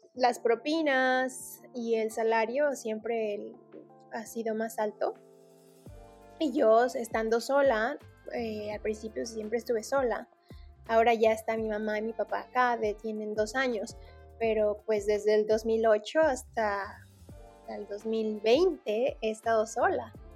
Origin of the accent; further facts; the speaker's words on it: Mexico City, Mexico; also born or lived in Cancún; now in Las Vegas, United States; Yo nací en la Ciudad de México